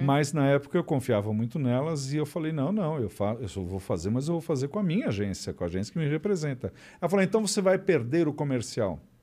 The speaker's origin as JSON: {"language": "Portuguese", "country": "Brazil", "also_born_or_lived": "Beverly Hills, United States", "moved": "as an adult", "said": "sou brasileira"}